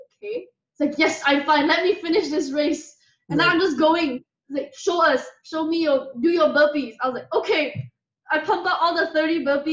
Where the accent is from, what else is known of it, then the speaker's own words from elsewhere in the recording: Kuala Lumpur, Malaysia; also born or lived in Penang, Malaysia; I grew up in Malaysia. I was born in Penang, a different state in Malaysia, and then I grew up mostly in the city in Kuala Lumpur